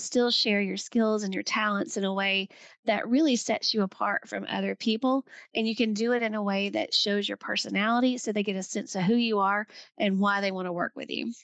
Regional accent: the South, United States; I'm, I'm from the South

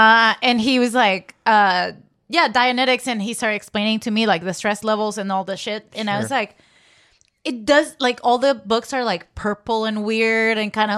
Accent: Venezuela; I'm from Venezuela.

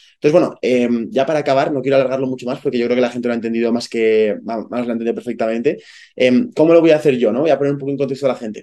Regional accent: Zaragoza, Aragon, Spain; yo soy de Zaragoza

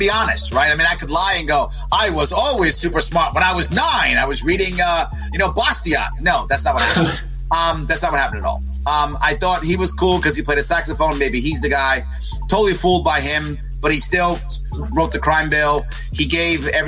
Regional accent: New York City, New York, United States; also born or lived in Manhattan; I was born and raised in the South Bronx, born in Manhattan, actually, raised in the South Bronx

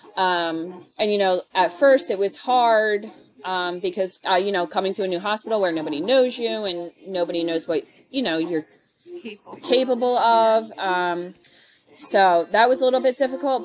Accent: Philadelphia, Pennsylvania, United States; I am originally from Philly

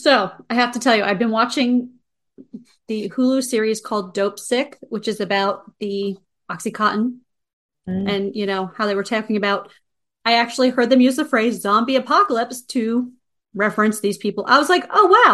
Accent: United States; as American

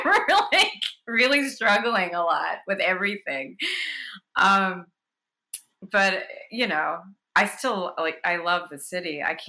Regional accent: New Jersey, United States; moved away as an adult; now in Queens, New York, United States; Born and raised in Jersey, but New Yorker for over 20 years.

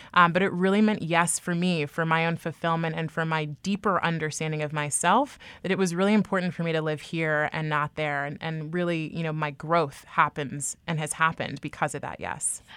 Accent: Bay Area, California, United States; moved away as an adult; now in New York, United States; I was raised, born and raised in the Bay Area

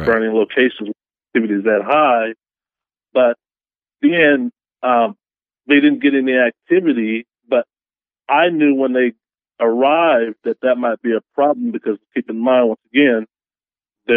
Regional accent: Texas, United States; now in Seattle, United States; I'm from Texas. I moved to Seattle in 2005

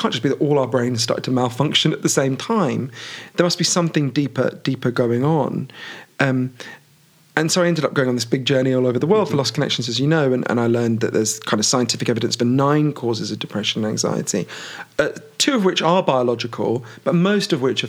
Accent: United Kingdom; obviously I'm British

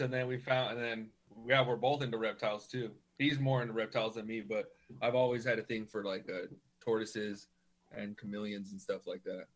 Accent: Norwalk, California, United States; now in Whittier, United States; I grew up in Norwalk, and then I moved to Whittier about 2011

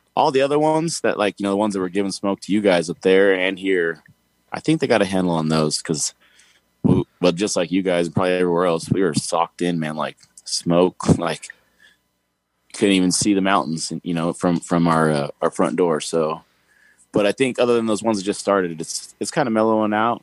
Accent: Tehachapi, California, United States; also born or lived in Sacramento / Bakersfield; I grew up, born and raised in Tehachapi. Um, lived there until I was about 19

